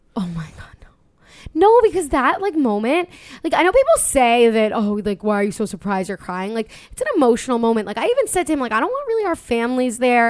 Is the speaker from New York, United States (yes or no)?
yes; Long Island, New York, United States; I'm from Long Island, we're from Long Island